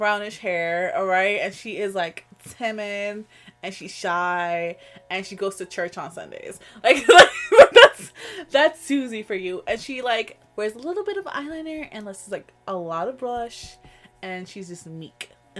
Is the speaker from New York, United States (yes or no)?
yes; New York, United States; I'm from New York, bitch.